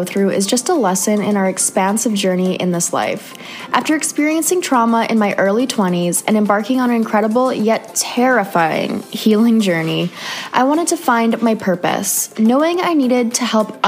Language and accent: English; Canada; moved away; another Canadian girl